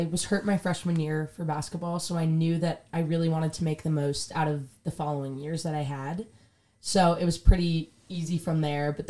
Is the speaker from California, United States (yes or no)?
no; Westchester, New York, United States; I'm from Westchester, New York.